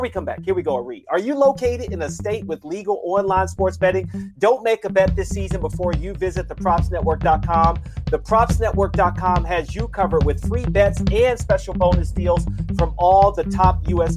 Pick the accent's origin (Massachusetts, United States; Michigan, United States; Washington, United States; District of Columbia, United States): District of Columbia, United States; Washington; being from D.C.